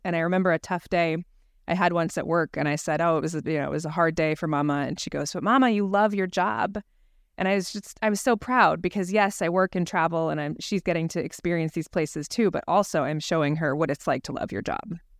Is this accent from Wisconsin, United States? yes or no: no; Scottsdale, Arizona, United States; moved away; my hometown of Scottsdale, Arizona